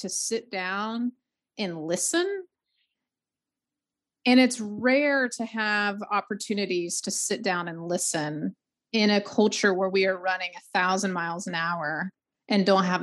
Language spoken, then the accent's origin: English; the South, United States; also born or lived in Georgia; now in North Carolina, United States; Born and raised in the South, only lived in the South. Farthest north is North Carolina